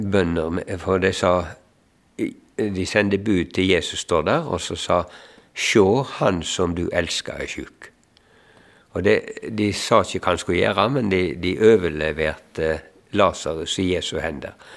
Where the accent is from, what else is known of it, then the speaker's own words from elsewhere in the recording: Eikemo, Norway; moved away; jeg er hjemme på Eikemo